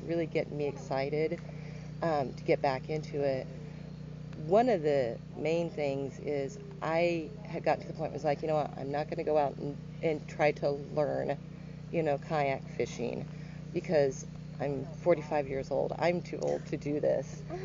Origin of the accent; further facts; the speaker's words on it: Joplin, Missouri, United States; I am from Joplin, Missouri, so not too far from here, about two hours